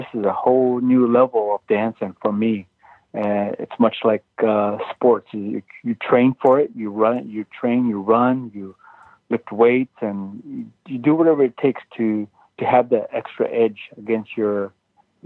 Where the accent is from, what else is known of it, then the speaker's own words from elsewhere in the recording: Tama, Iowa, United States; I'm from the Meskwaki Nation, which is in central part of the state of Iowa